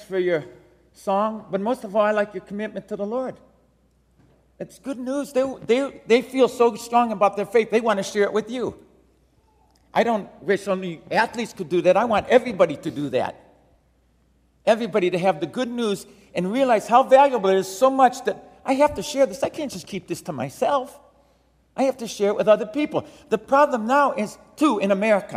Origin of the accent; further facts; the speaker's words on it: Detroit, Michigan, United States; Grew up in inner city Detroit